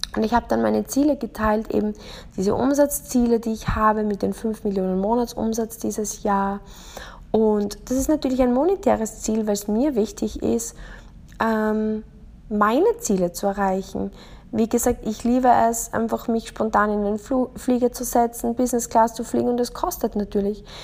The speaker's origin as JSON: {"language": "German", "country": "Austria", "tie": "born or raised there", "said": "Ich bin in Österreich aufgewachsen"}